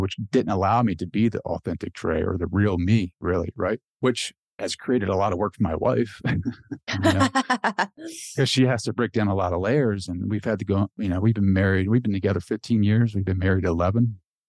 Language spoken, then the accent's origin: English; Delaware, United States; Like I grew up in Delaware, and for those public school kids, like the school bus rides are like a whole different animal.